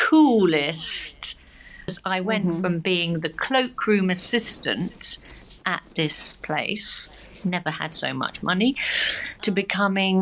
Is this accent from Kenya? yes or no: no; Sevenoaks, South East England, United Kingdom; moved away as an adult; also born or lived in Tunbridge Wells / Birmingham / Sydney, Australia / Paris, France; now in France; So I was born just south of Tunbridge Wells, and then after my parents got divorced, I moved to be close to my grandparents who lived up in Sevenoaks, also in the southeast of England